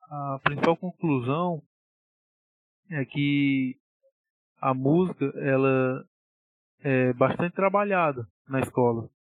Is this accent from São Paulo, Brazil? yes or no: no; Sobral, Ceará, Brazil; fique aqui na minha cidade natal, eu estava em Sobral, né?